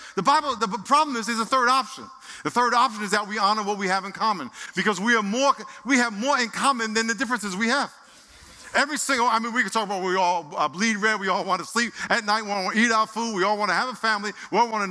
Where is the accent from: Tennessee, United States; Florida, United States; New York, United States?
New York, United States; Nassau County; now in San Diego, United States; where I lived in Nassau County